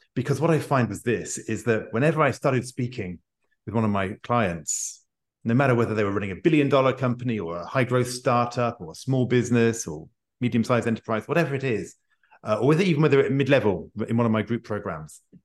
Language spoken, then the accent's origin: English; United Kingdom; I'm a Brit